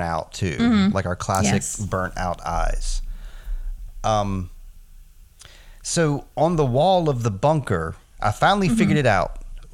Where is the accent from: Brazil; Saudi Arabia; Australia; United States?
United States; we're American